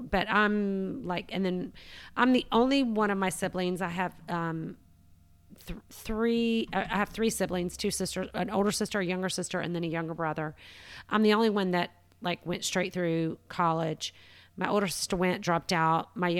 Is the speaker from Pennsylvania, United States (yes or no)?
no; Savannah, Georgia, United States; also born or lived in Florida / Atlanta; I was born in Florida, kind of moved up the coast, ended up in Savannah at six, lived there until I was about 26 and moved to Atlanta